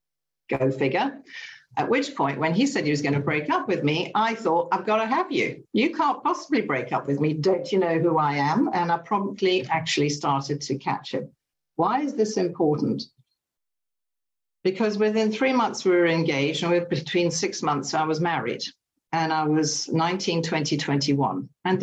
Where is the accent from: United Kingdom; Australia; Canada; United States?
United Kingdom; England; also born or lived in Germany / Italy; I was born in England. We moved to Germany. We moved to Italy. We moved to England when I was about 8. I stayed until I was about 18.